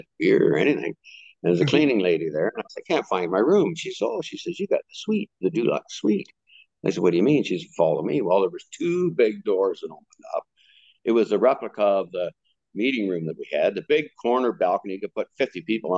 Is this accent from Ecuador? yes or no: no; Canada; I was from Canada